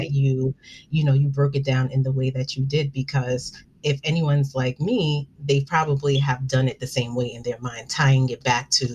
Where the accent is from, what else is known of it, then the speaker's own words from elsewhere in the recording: New York City, New York, United States; I'm from Brooklyn, and it reminds me of that vibe, you know, like the community, especially where the neighborhood I'm from is Bed-Stuy. And that's the vibe that I always got growing up